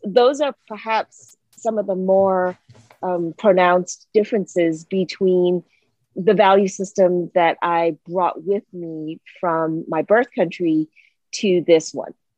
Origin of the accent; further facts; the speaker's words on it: Singapore; also born or lived in Hawaii, United States; now in Atlanta, United States; I originally grew up in Singapore, and I moved to the United States and Hawaii specifically